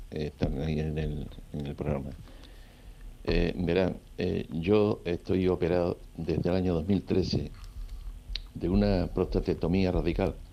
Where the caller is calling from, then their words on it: Seville, Andalusia, Spain; Buenas tardes, Enrique. … de Sevilla